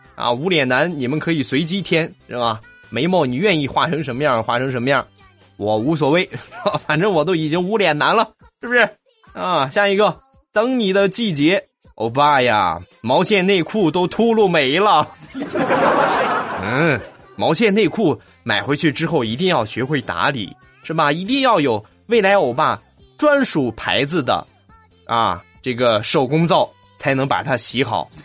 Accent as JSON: {"language": "Chinese", "region": "Shandong", "country": "China", "moved": "yes", "said": "老衲是山东人"}